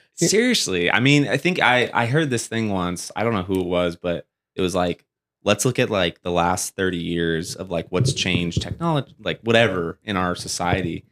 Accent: Springville, California, United States; also born or lived in Porterville, California; I grew up in Springville, uh, California, which is above Porterville, Visalia area

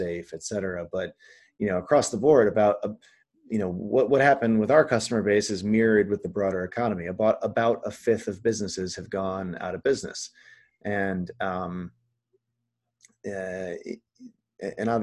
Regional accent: Midwest, United States; moved away; I'm from the Midwest originally

